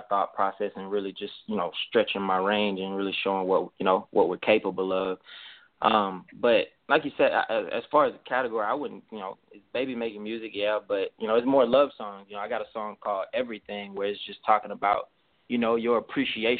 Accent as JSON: {"language": "English", "town": "Montgomery", "region": "Alabama", "country": "United States", "moved": "yes", "lives_now": "Houston, United States", "said": "I'm from Alabama, Gumtown, 334-36108"}